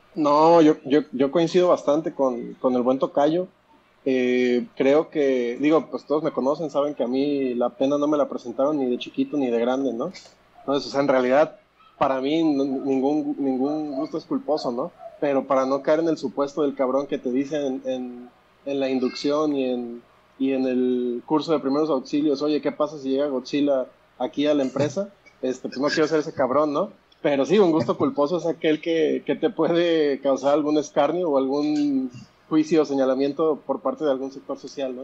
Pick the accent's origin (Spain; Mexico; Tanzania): Mexico; Mexico City; soy chilango